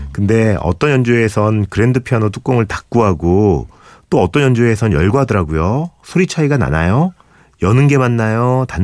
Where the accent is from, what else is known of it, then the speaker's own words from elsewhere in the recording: Tongyeong, South Gyeongsang, South Korea; 얘기하다가 이사로 나 고향이 통영이라는 얘기가 나온 거예요.